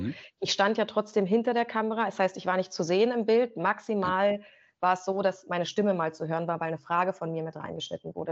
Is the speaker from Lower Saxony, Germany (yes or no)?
no; Rangsdorf, Brandenburg, Germany; also born or lived in Potsdam / Berlin; now in Magdeburg, Germany; Die haben dann beide eine gemeinsame Wohnung in Rangsdorf bekommen, südlich von Berlin, also auch Brandenburg. Und da ähm, starten dann eigentlich erst so meine, meine ersten Erinnerungen